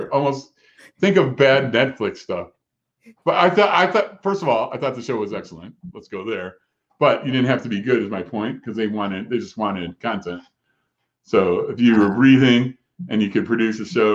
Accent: Chicago, Illinois, United States; moved away; I'm from Chicago

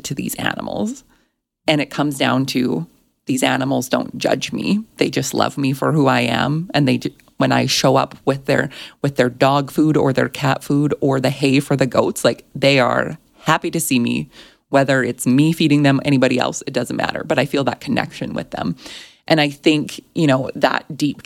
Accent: Alberta, Canada; I grew up in Alberta. We are known for Alberta beef

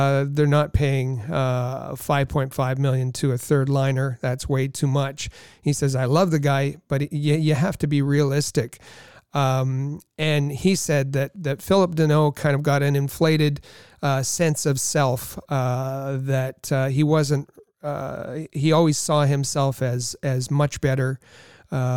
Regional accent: Thunder Bay, Ontario, Canada; Thunder Bay, Ontario, my hometown

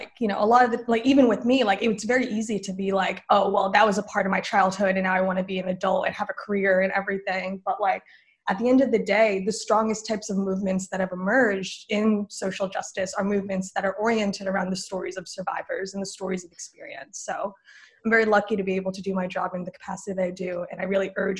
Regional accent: New Jersey, United States; moved away as an adult; now in Georgia, United States; I'm from New Jersey originally.

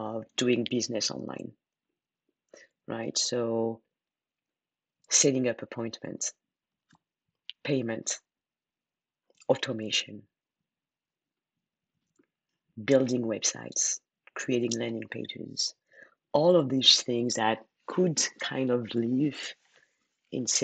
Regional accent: France; accent: French; English is a second language; moved away as an adult; my French accent

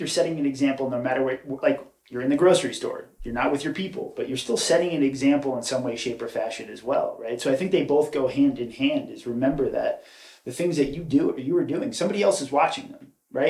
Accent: Raleigh, North Carolina, United States; also born or lived in New York; born and raised in New York, moved to North Carolina by 11. Uh, that's really my home is North Carolina. I love it there. Um, grew up sort of in the Cary Raleigh area

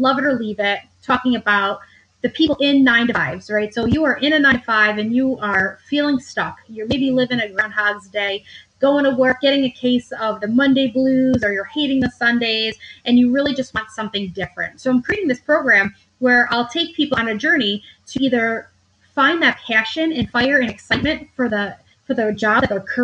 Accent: upstate New York, United States; also born or lived in Manhattan, New York; I relocated from Manhattan to upstate New York, where I'm from

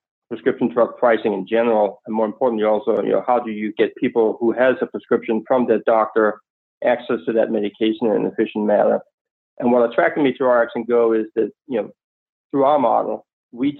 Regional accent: Copenhagen, Capital Region of Denmark, Denmark; moved away; as you can hear from my accent, I'm not exactly from Oklahoma, but nonetheless, I grew up in Copenhagen, Denmark

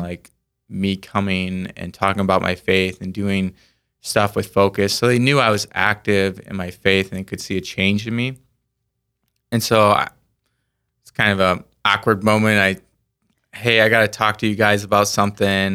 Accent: Orient, South Dakota, United States; I grew up in the town of Orient

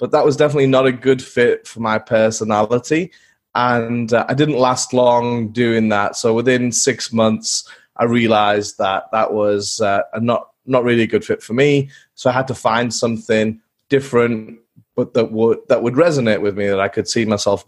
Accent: England, United Kingdom; growing up in England as a young boy in the fields with my dog and lots of mud

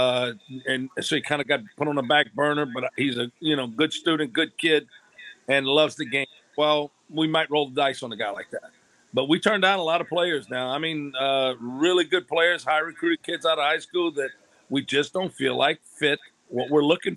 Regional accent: Louisiana, United States; I'm from Louisiana

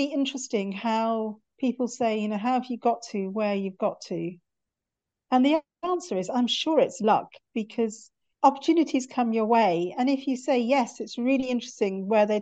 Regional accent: North Wales, United Kingdom; moved away as an adult; also born or lived in Cardiff; now in London, United Kingdom; I was born in North Wales and went to med school in Cardiff and then transferred up to London because I got married

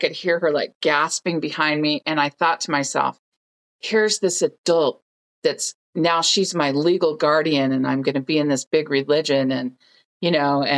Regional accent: Oakland, California, United States; our little apartment that we shared in Oakland, California, where I grew up in the Bay Area, San Francisco Bay Area.

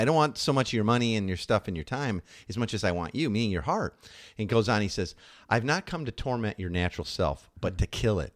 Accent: Midwest, United States; moved away; we're from the Midwest originally

